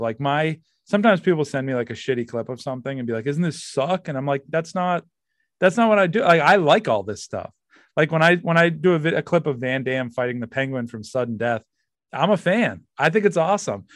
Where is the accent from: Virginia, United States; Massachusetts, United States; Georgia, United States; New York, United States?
Massachusetts, United States; I'm from Massachusetts